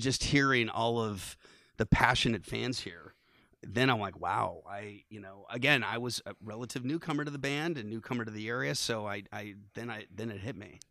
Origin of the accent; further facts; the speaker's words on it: San Francisco, California, United States; now in Vermont, United States; growing up in San Francisco, you, you're kind of a … fan at birth, 'cause I literally lived ten blocks from the Haight Ashbury district